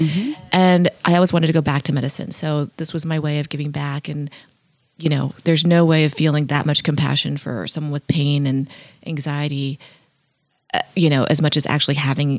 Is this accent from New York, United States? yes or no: no; California, United States; growing up in California